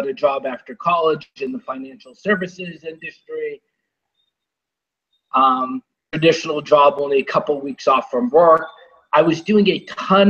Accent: Boston, Massachusetts, United States; I grew up in Boston

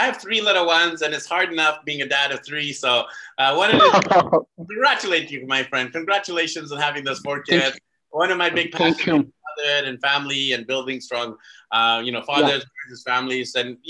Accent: Vancouver, British Columbia, Canada; I am actually from Vancouver, BC, Canada.

